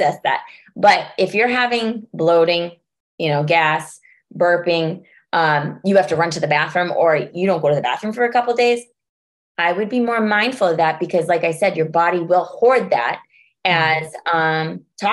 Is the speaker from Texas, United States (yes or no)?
no; California, United States; now in Massachusetts, United States; I'm from California and I moved to Massachusetts